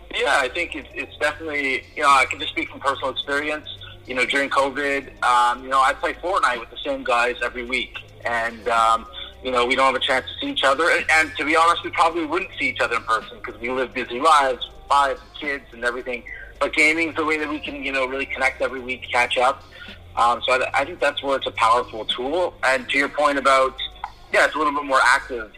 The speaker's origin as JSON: {"language": "English", "town": "Toronto", "region": "Ontario", "country": "Canada", "said": "I'm from Toronto"}